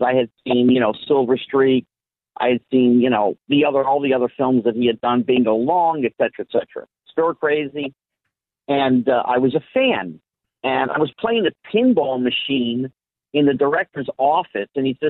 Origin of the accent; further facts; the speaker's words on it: New Jersey, United States; now in California, United States; I grew up in New Jersey